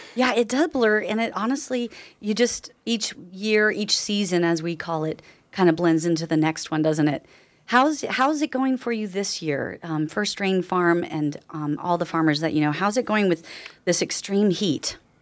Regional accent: Nevada County, California, United States; I was raised here in Nevada County, and I left for ten years and moved back

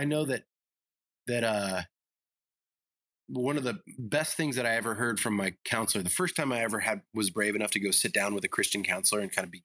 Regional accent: the South, United States; also born or lived in Illinois; And I also grew up in the South

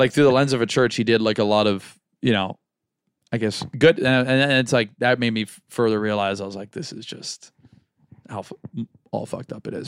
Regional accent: Florida, United States; we're both from Florida.

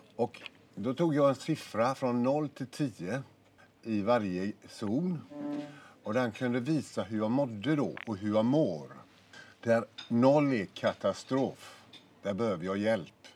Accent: Gothenburg, Västra Götaland, Sweden; ute i Vitkärr där jag är född och växte upp

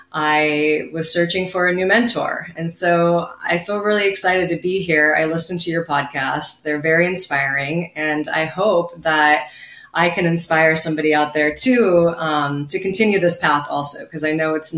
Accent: Ventura County, California, United States; I was born here in Ventura County, California, Southern California baby

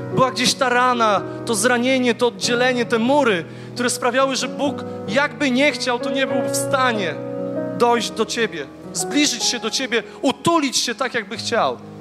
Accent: Głogów, Lower Silesian Voivodeship, Poland; Ja jestem z Głogowa

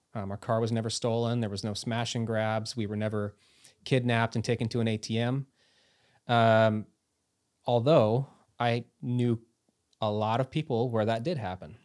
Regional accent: United States; moved away as an adult; also born or lived in Lima, Peru; I was from the United States

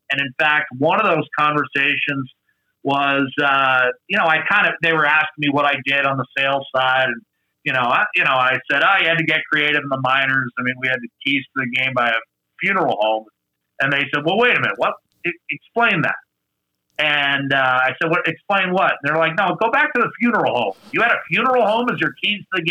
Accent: Western Pennsylvania, United States; moved away as an adult; also born or lived in Erie, Pennsylvania / Anchorage, Alaska; now in Edmonton, Canada; being a Western Pennsylvania kid

